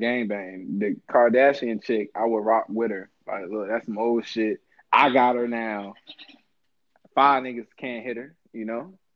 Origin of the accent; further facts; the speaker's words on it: Chesapeake, Virginia, United States; I'm a Virginia Beach guy. I'm from Chesapeake